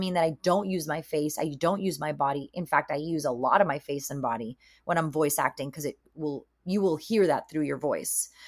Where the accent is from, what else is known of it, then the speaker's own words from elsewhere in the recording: Miami, Florida, United States; now in California, United States; I'm Cuban American from Miami, Florida, born and raised over there.